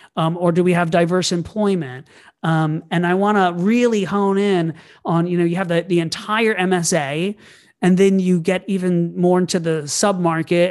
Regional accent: Orlando, Florida, United States; I grew up in Orlando, Florida.

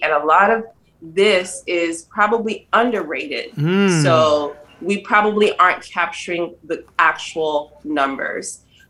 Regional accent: Salisbury, Maryland, United States; moved away as an adult; also born or lived in Georgia / North Carolina / New Jersey; I grew up in Maryland, Salisbury, Maryland, a small city close to Ocean City, Maryland.

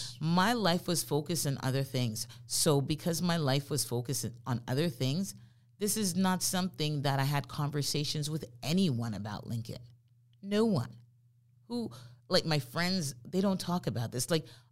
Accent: Jamaica; moved away; the friends that I've had the longest since I immigrated here from Jamaica, she's white.

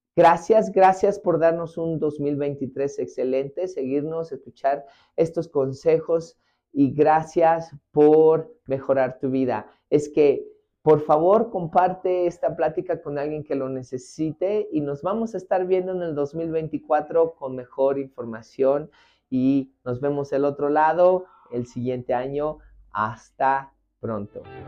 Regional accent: Mexico; moved away; en mi país, en México

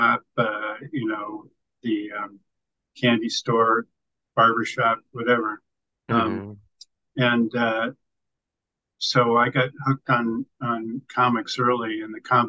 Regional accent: Northern California, United States; moved away as an adult; I was raised in the Northern California suburbs

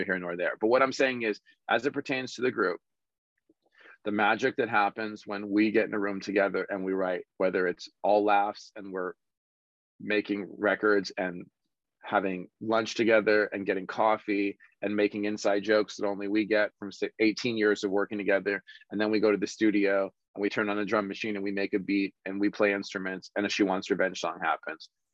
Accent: Los Angeles, California, United States; born or raised there

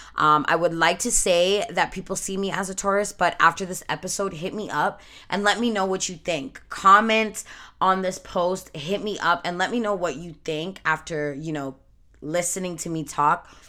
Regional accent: Canada; I was born and raised in Canada by Jamaican parents.

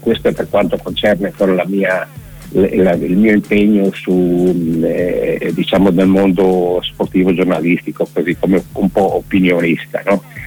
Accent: Udine, Friuli-Venezia Giulia, Italy; now in Povoletto, Italy; io abito a Povoletto da parecchi anni, sono nato a Udine, e nell'82

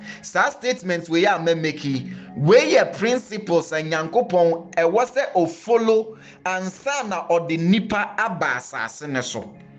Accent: Ghana; The Ghanaian culture is simply referring to the conditions that is used to live life as a Ghanaian. Into the conditions in our territory that regulate our thinking, our actions, our functions, and even our purposes.

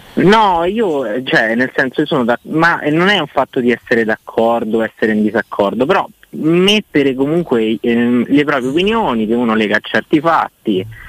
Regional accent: Rome, Lazio, Italy; io sono di Roma

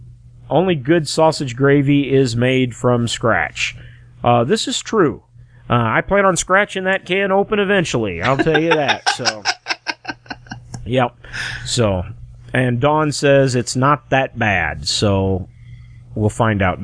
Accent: United States; I'm not an immigrant. I was born here in the United States

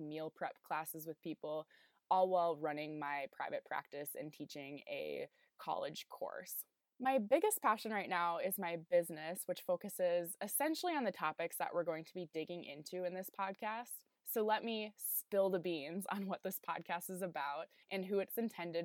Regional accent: South Dakota, United States; moved away as an adult; also born or lived in Illinois; my home state of South Dakota when I was living in Illinois for graduate school at the time

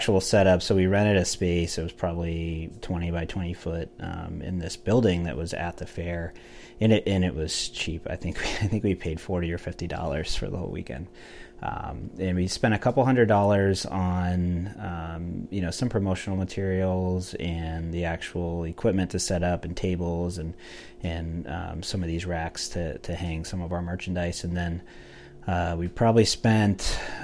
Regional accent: Aledo, Illinois, United States; went to school there and grew up there my whole life

